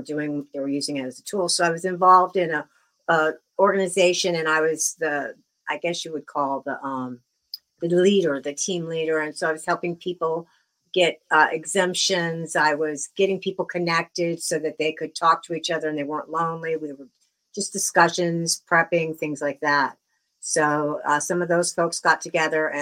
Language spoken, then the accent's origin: English; Southern California, United States; now in Bristol, United States; I grew up in Southern California originally